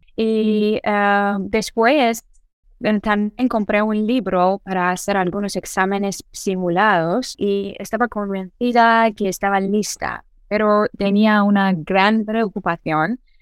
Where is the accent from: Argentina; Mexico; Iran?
Iran; first language Persian; Spanish is a second language; soy iraní y mi lengua materna es persa y mi lengua segunda es eh, inglés